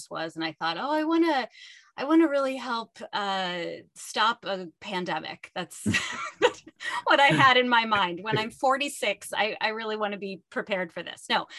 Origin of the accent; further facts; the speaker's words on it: Pittsburgh, Pennsylvania, United States; moved away as an adult; I grew up in Pittsburgh, which is where I am now at the University of Pittsburgh